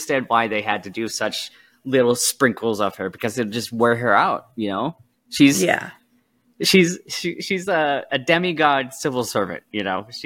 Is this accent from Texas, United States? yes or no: no; Fargo, North Dakota, United States; moved away; I grew up in Fargo. When I was living in Fargo as a kid